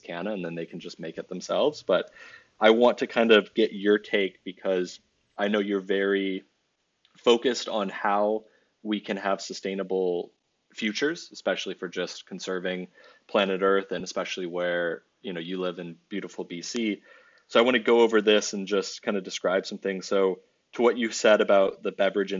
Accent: Bordeaux region, Nouvelle-Aquitaine, France; I was raised and educated in France in the Bordeaux region.

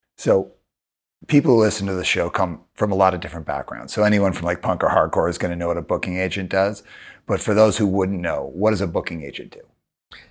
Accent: Calgary, Alberta, Canada; also born or lived in Montreal; I grew up in Calgary

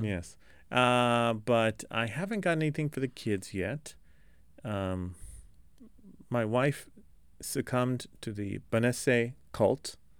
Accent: Los Angeles, California, United States; I'm from Los Angeles

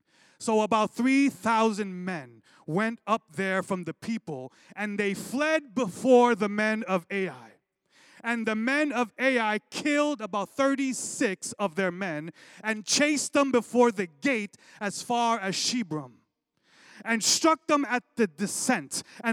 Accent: Brooklyn, New York, United States; growing up in Brooklyn

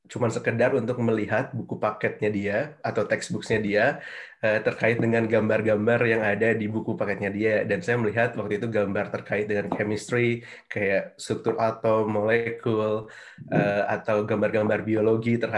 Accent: Bandung, West Java, Indonesia; born there; Jadi eh, saya lahir di Bandung tahun 91, 1 September.

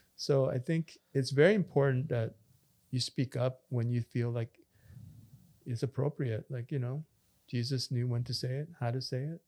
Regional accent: Canada; also born or lived in Korea; we grew up in Canada and we're immigrants

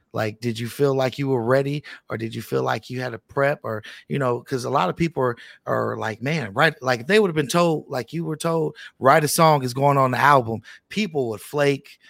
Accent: Richmond, California, United States; I'm from Richmond, California

